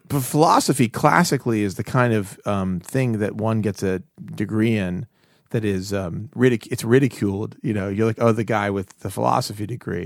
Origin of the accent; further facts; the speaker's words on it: Pittsburgh, Pennsylvania, United States; I grew up in Pittsburgh, Pennsylvania